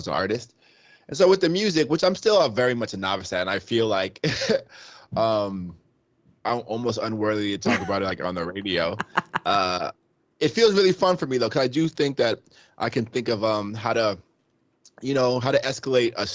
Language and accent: English; Rockland County, New York, United States; also born or lived in Queens, New York; I was born in Queens and I moved to Rockland County